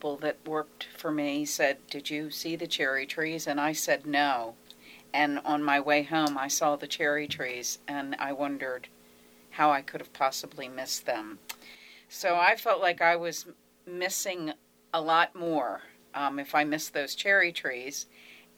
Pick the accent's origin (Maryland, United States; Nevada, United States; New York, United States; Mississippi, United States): Maryland, United States; Baltimore; I'm from Baltimore, and I live in the city